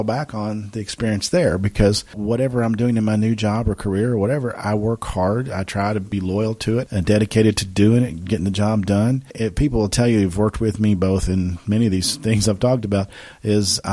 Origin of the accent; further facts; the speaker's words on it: Paducah, Kentucky, United States; that's where I'm from. I'm from the city of Paducah. I'm from Paducah Tillman High School.